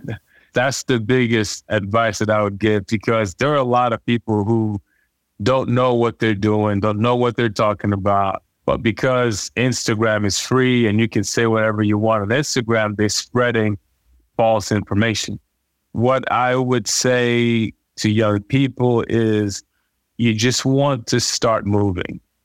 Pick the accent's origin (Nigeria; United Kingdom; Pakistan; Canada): Nigeria; growing up in Nigeria